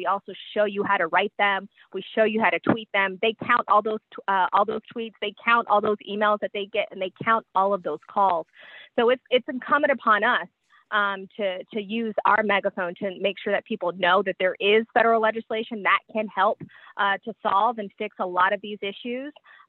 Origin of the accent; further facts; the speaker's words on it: Georgia, United States; my home state of Georgia.